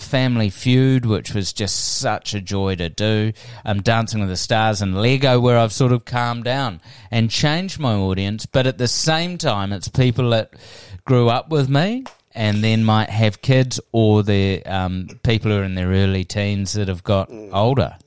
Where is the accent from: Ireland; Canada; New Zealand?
New Zealand; also born or lived in Wellington; I'm just a Kiwi